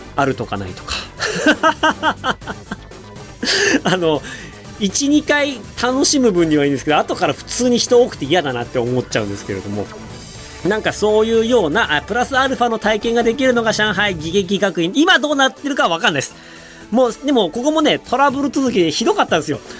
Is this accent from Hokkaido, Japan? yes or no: yes; Hokkaido, Japan; moved away as an adult; 僕、北海道出身なんですけど